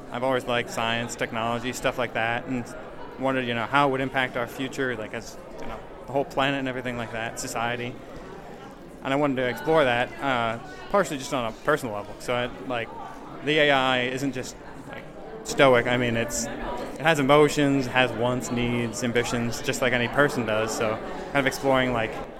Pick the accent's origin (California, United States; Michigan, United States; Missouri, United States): Michigan, United States; now in Fishers, United States; I'm from Michigan